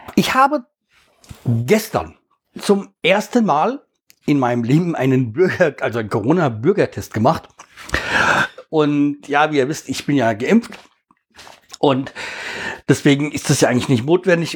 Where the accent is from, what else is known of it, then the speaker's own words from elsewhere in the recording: Hesse, Germany; bei uns in Hessen